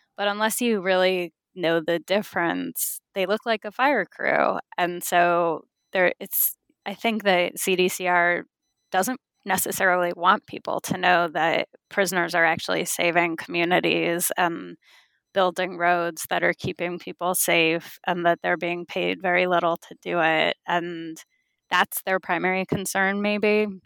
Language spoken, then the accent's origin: English; California, United States; I was born and raised in California